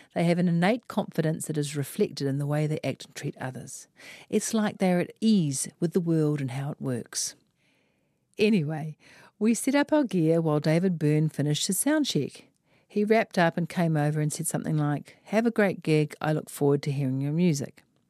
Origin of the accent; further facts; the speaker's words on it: Auckland, New Zealand; I am from West Auckland